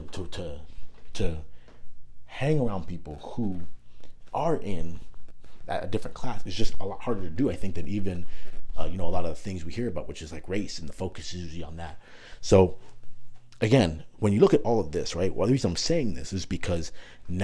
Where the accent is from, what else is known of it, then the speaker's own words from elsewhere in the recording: Toronto, Ontario, Canada; also born or lived in Markham, Ontario; growing up in Canada, for specifically in Toronto